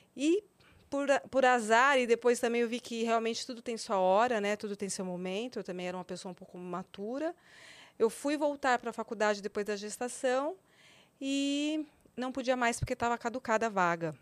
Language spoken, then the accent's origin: Portuguese; São Paulo, Brazil; moved away as an adult; Eu nasci em São Paulo, né? Minha vida sempre foi aqui em São Paulo até mais ou menos os 19 anos, 20 anos, não, 21 anos